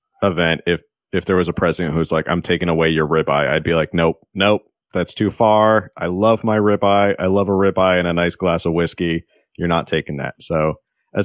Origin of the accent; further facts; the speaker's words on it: East Coast, United States; now in San Diego, United States; I'm from the East Coast